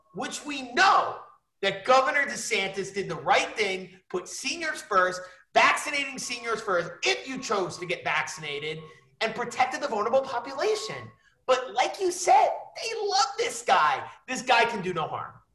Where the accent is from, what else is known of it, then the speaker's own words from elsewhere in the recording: New York City, New York, United States; also born or lived in Michigan; I hail from the Upper East Side of uh, Manhattan in New York City. It's a place I call home